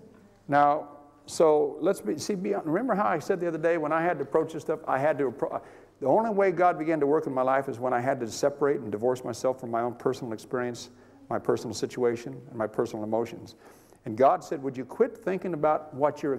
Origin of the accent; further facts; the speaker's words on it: California, United States; I'm from California